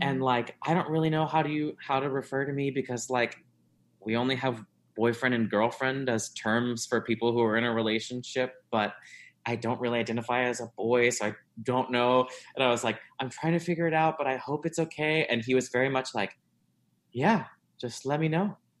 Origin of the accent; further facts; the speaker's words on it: South Louisiana, United States; moved away as an adult; now in Chicago, United States; I grew up in South Louisiana uh, and moved here uh, in two moved here to Chicago in 2010